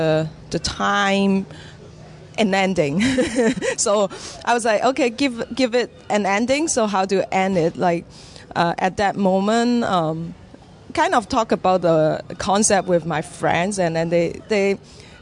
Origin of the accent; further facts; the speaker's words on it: Hong Kong; moved away as an adult; now in Vancouver, Canada; I was born in Hong Kong and I trained in the Hong Kong Academy for Performing Arts